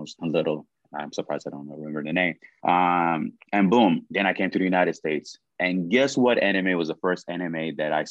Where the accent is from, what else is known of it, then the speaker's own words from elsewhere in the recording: Sudan; moved away; growing up in the Sudan